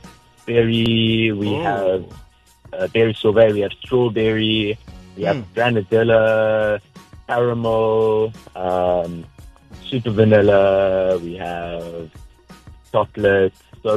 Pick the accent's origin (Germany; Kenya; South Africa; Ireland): South Africa; Durban, KwaZulu-Natal; everybody knows the infamous … from Durban North.